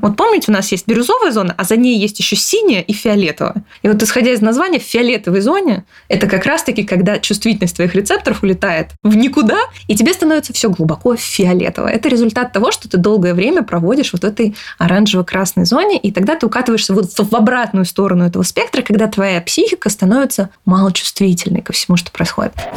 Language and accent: Russian; Kyrgyzstan; Я родилась э, в, под Кыргызстаном э, в Советском Союзе. Мы тяжело жили с родителями